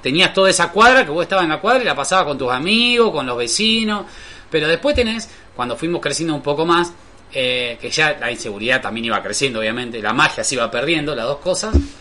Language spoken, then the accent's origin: Spanish; Rosario, Santa Fe, Argentina; somos rosarinos de ciudad